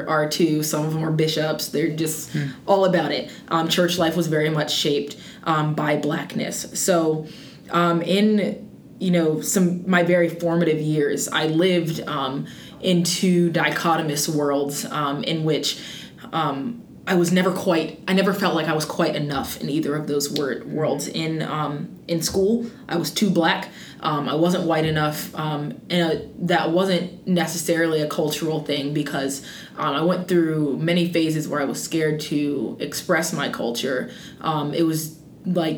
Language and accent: English; Wichita, Kansas, United States; now in North Carolina, United States; growing up in Wichita, Kansas, just a very white world